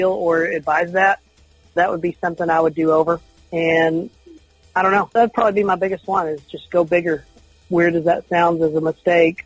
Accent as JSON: {"language": "English", "town": "Canyon", "region": "Texas", "country": "United States", "tie": "born or raised there", "lives_now": "Lubbock, United States", "said": "I'm from the Amarillo area and grew up in Canyon originally"}